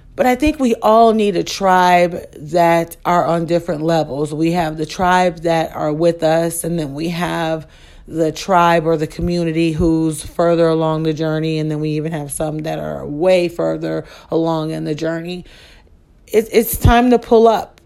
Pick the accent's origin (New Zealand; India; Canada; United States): United States; Chicago, Illinois; I am from Chicago